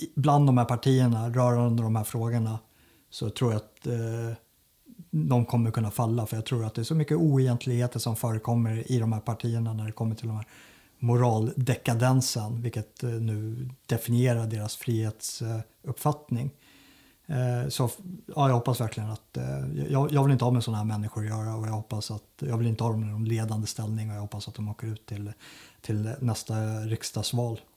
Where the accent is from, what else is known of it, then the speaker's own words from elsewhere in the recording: Sigtuna, Stockholm County, Sweden; Jag är ju uppvuxen i Sigtuna